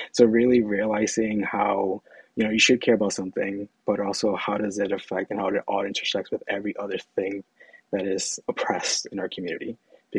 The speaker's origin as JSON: {"language": "English", "town": "Holyoke", "region": "Massachusetts", "country": "United States", "tie": "born or raised there", "said": "So born and raised in Holyoke, Holyoke, Massachusetts, which is in Western Mass, 413."}